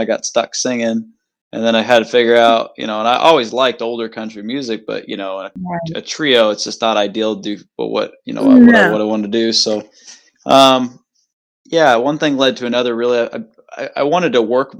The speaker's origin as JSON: {"language": "English", "town": "Elkhart", "region": "Iowa", "country": "United States", "tie": "born or raised there", "also_born_or_lived": "Polk City, Iowa", "said": "I'm from Elkhart, Polk City, Iowa. I grew up in a couple different places, just, you know, about 7 minutes from each other."}